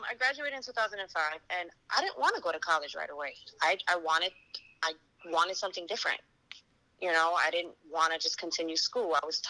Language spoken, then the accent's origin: English; New York City, New York, United States; now in North Carolina, United States; I'm born and raised in New York City, currently living in North Carolina.